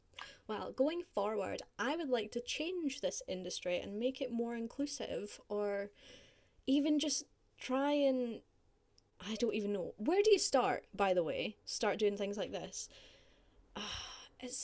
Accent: Scotland, United Kingdom; moved away as an adult; also born or lived in Carlisle; I'm Scottish.

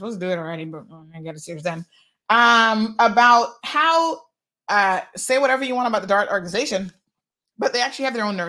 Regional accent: United States; now in Cayman Islands; I was away from this country for 15 years of my life. I grew up in the United States of America.

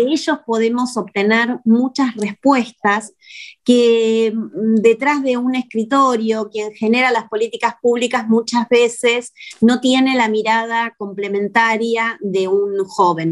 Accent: Argentina

